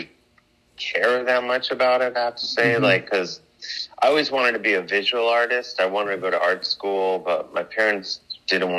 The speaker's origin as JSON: {"language": "English", "town": "Cleveland", "region": "Ohio", "country": "United States", "tie": "born or raised there", "moved": "as an adult", "lives_now": "New York, United States", "said": "I'm from Cleveland, Ohio originally"}